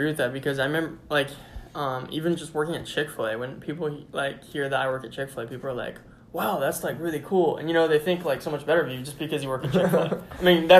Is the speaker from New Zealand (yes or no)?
no; United States; I'm an American.